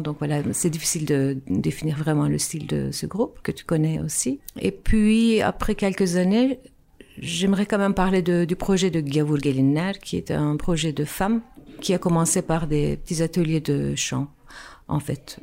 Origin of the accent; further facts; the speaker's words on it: Istanbul, Turkey; French is a second language; moved away as an adult; now in Brussels, Belgium; moi, je viens d'Istanbul, en fait. Je suis née en Turquie, à Istanbul, des parents musiciens. Et donc, j'ai commencé à faire euh, de la musique, des instruments, du violon, du hautbois quand j'étais petite